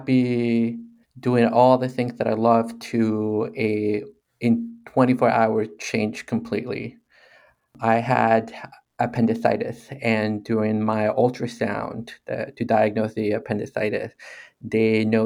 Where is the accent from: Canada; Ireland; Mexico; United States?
Mexico; moved away; growing up in Mexico